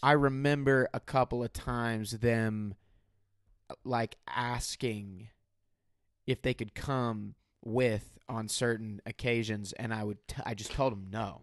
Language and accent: English; Benton, Illinois, United States; also born or lived in Mount Vernon, Illinois; Mount Vernon is a county above the town in which I grew up, which is Benton, Illinois